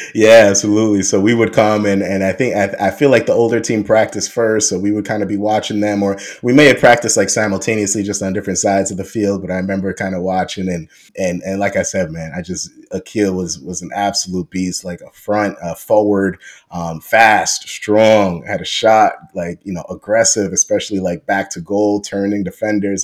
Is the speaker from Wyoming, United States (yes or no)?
no; New York City, New York, United States; I grew up in Queens